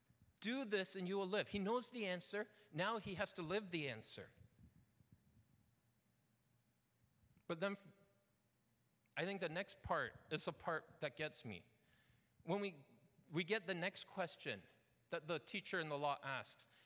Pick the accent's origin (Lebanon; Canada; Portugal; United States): Canada; London, Ontario; moved away as an adult; I grew up not in Toronto. I grew up in a little town called London.